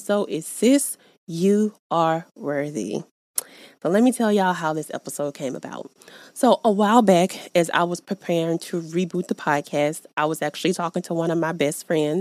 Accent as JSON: {"language": "English", "region": "the South", "country": "United States", "said": "I'm from the South"}